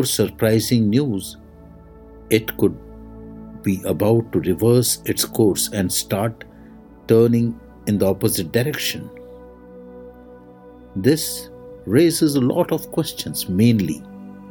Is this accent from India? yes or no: yes; India; I am the Indian monk